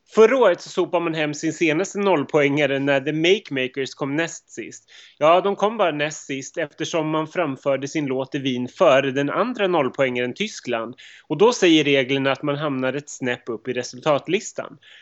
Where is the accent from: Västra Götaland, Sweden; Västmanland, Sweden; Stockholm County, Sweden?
Stockholm County, Sweden; Upplands Väsby; also born or lived in Montenegro; även jag kommer från Upplands Väsby